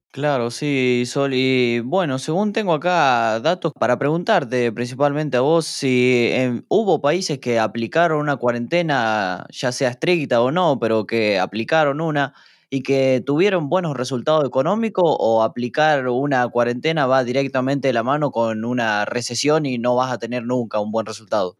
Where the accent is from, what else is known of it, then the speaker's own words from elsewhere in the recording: Santa Fe, Argentina; yo soy de provincia de Santa Fe